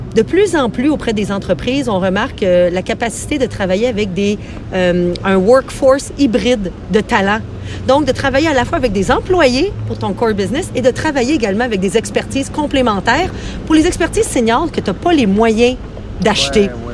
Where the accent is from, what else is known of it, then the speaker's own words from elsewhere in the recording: Quebec, Canada; chez nous au Québec